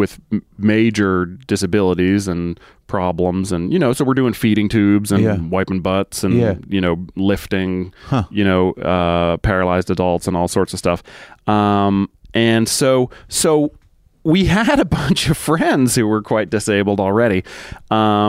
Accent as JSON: {"language": "English", "region": "Massachusetts", "country": "United States", "tie": "born or raised there", "moved": "as an adult", "lives_now": "London, United Kingdom", "said": "I grew up in Massachusetts, I wasn't living there when I met my wife."}